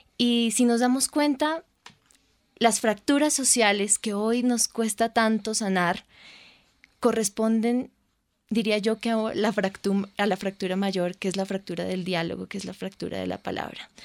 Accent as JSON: {"language": "Spanish", "country": "Colombia"}